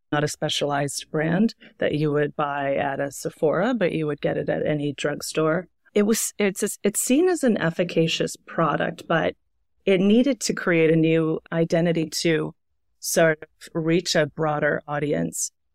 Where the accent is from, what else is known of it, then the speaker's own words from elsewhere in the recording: Canada; moved away as an adult; also born or lived in Toronto / Montreal; now in New York, United States; I'm Canadian. I've been living in New York now for about eleven years